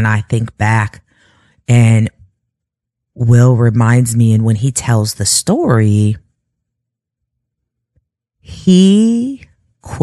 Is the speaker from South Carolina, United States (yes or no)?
no; Chicago, Illinois, United States; moved away; also born or lived in California / Kentucky; Chicago, I tell people this, even though that is my hometown